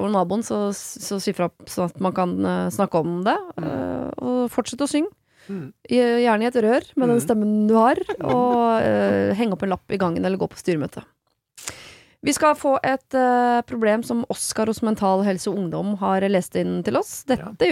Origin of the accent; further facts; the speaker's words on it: Oslo, Norway; jeg gikk på SFO som barn i Bjølsenparken